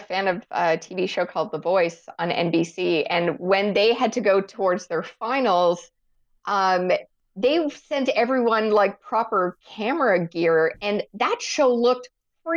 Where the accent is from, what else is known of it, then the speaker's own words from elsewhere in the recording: Canada; as a Canadian